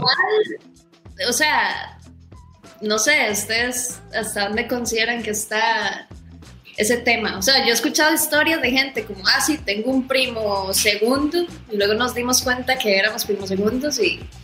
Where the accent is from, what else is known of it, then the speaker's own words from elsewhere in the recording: Costa Rica; somos de Costa Rica